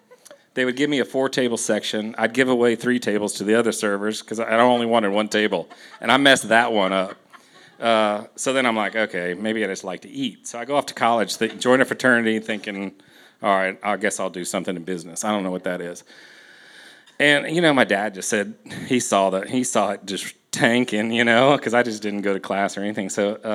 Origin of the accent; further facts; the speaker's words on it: Houston, Texas, United States; You know, I grew up in Houston.